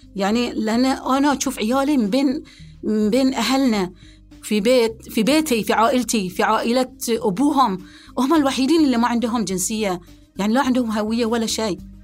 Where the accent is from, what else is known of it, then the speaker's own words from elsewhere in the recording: Bahrain; أنا أم بحرينية